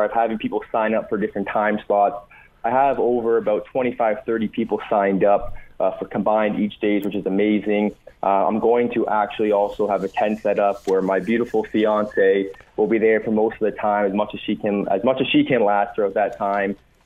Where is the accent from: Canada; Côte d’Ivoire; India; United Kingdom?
Canada; Dundas, Ontario; I grew up in Dundas, my brother and me